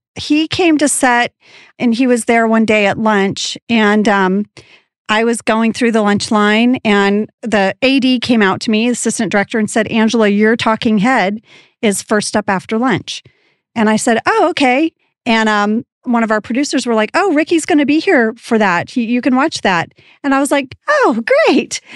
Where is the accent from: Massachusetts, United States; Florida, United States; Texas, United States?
Texas, United States; moved away; also born or lived in Jakarta, Indonesia; I'm, I am from Texas